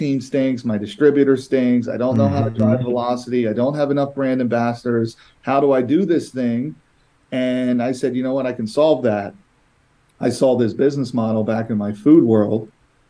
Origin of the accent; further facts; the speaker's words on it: East Coast, United States; I'm from the East Coast.